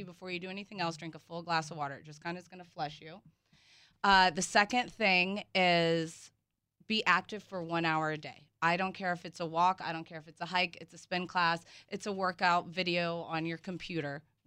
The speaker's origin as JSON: {"language": "English", "region": "the South", "country": "United States", "said": "I'm from the South"}